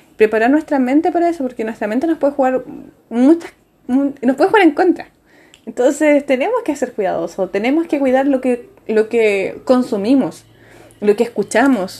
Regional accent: Chile; nosotros acá en Chile

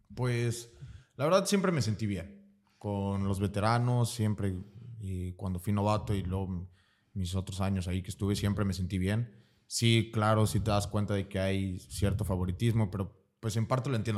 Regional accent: Veracruz, Mexico; also born or lived in Tapachula / Campeche / Puebla; nací en Veracruz. Em, toda mi, bueno, casi toda mi vida he vivido en Veracruz.

